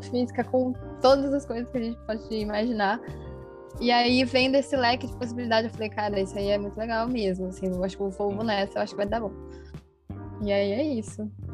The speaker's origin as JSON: {"language": "Portuguese", "town": "Jundiaí", "region": "São Paulo", "country": "Brazil", "said": "sou do estado de São Paulo, na verdade, mas eu sou de Jundiaí"}